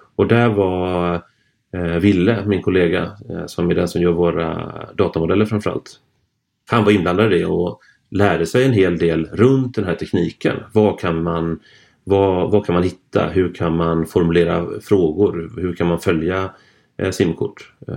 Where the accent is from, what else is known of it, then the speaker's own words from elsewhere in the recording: Gothenburg, Västra Götaland, Sweden; från min hemstad här